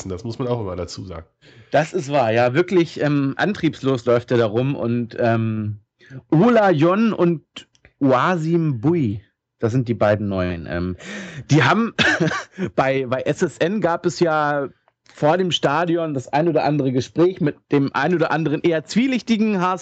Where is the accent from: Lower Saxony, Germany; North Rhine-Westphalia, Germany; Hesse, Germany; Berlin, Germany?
Lower Saxony, Germany; Hanover; Ich als Hannoveraner kann das auch mal sagen, wie ich finde.